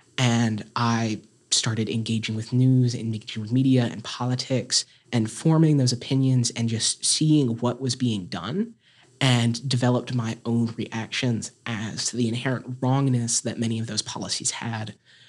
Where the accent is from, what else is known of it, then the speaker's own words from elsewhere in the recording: Appalachia, United States; I am not only a transgender activist, I am an Appalachian activist, and I'm an activist for Southern people.